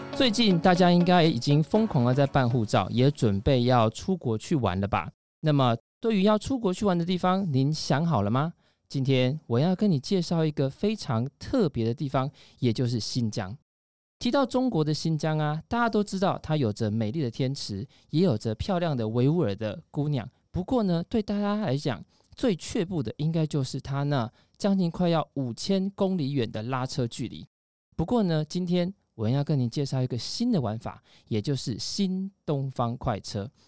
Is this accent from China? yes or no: no; Taiwan; 我们台湾人